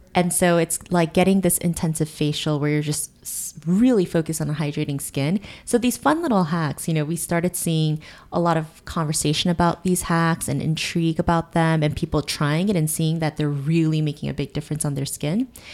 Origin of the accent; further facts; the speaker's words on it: South Korea; moved away as an adult; now in United States; I grew up in Korea, and I went to esthetician school in Korea